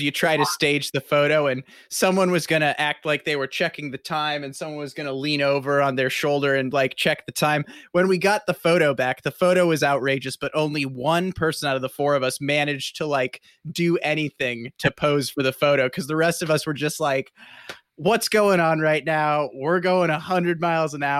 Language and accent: English; Midwest, United States; growing up in the Midwest